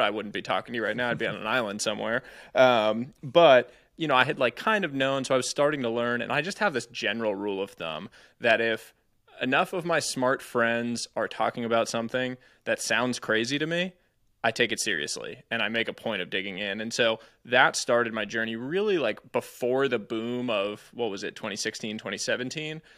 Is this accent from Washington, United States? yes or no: no; Cambridge, Massachusetts, United States; moved away as an adult; also born or lived in California; I grew up just outside Cambridge